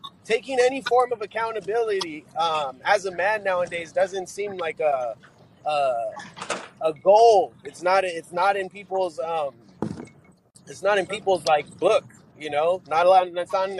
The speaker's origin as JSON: {"language": "English", "town": "Los Angeles", "region": "California", "country": "United States", "tie": "born or raised there", "said": "I grew up in California. I'm a native of East Los Angeles."}